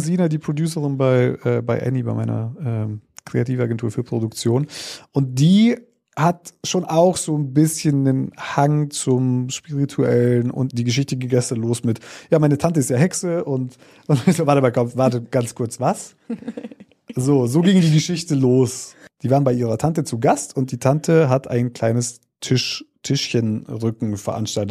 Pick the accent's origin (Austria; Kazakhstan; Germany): Kazakhstan; moved away; da, wo ich geboren bin, in Kasachstan